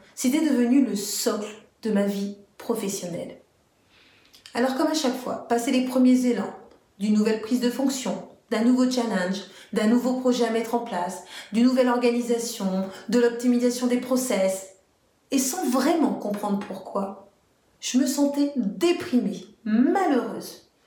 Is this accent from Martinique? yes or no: yes; Martinique; je suis martiniquaise